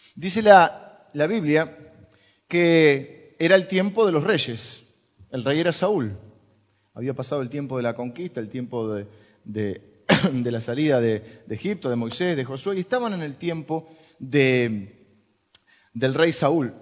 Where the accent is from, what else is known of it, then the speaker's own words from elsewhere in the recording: Argentina; somos los argentinos